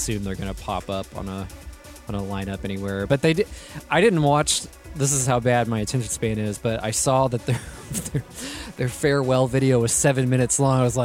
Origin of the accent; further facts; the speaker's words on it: United States; as an American